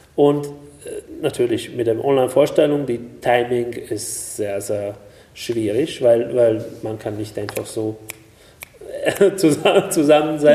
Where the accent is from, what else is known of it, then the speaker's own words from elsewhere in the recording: Hungary; German is a second language; moved away; ich bin in Ungarn geboren